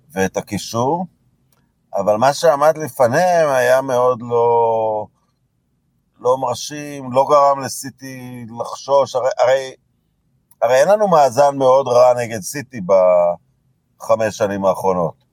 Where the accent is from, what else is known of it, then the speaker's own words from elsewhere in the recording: Israel; גדלנו במדינה שלא הייתה קולוניה בריטית